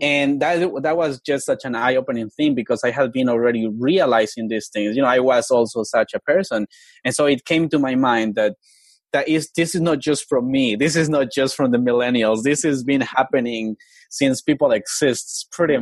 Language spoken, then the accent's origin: English; Colombia; now in United States; I grew up in Colombia in the mountains. Uh, I am from an indigenous community. My tribe is called the NASA people